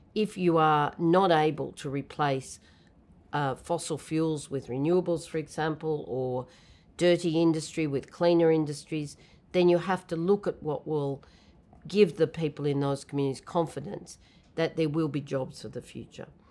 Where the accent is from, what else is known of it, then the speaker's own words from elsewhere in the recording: New South Wales, Australia; I come from Australia, so of course it was in the state of New South Wales